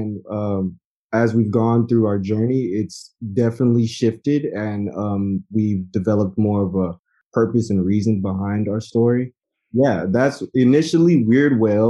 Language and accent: English; Houston, Texas, United States; I'm from Houston, Texas.